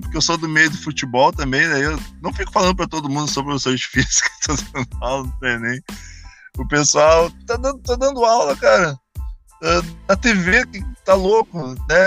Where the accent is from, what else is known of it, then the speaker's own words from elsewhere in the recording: Canoas, Rio Grande do Sul, Brazil; Eu era de Canoas, sou de Canoas